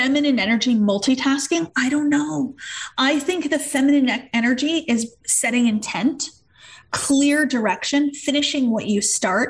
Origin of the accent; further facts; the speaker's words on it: Canada; we're Canadian